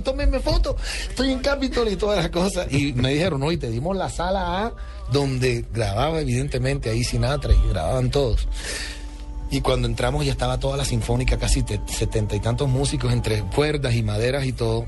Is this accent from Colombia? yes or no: yes; Caribbean Region, Colombia; soy el primer colombiano en la historia